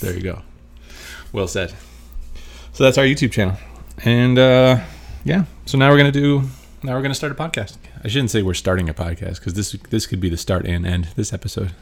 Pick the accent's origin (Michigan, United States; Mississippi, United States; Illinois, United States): Michigan, United States; moved away as an adult; now in Las Vegas, United States; I'm from Michigan.